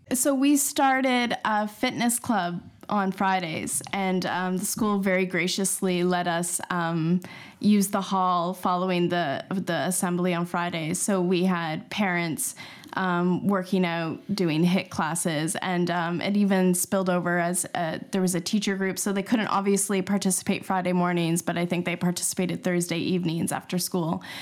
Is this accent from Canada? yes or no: yes; Canada; moved away as an adult; now in London, United Kingdom; I'm a Canadian, and we moved over, uh, seven years ago to London